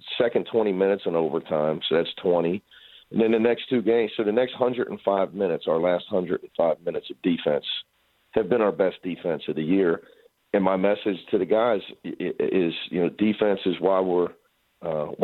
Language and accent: English; Midwest, United States; moved away as an adult; also born or lived in Cincinnati; now in Los Angeles, United States; I'm from the Midwest